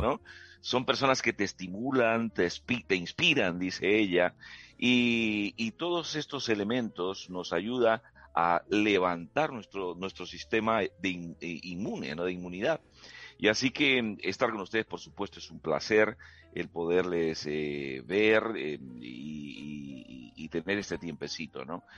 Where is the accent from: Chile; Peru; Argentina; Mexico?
Peru; moved away as an adult; now in Spain; yo soy peruano, eh, digamos, de origen, aunque mi, ciudadanía de adopción es española